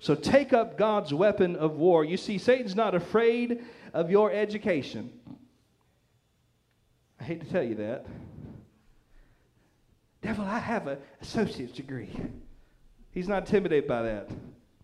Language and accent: English; Nash County, North Carolina, United States; where I grew up in Nash County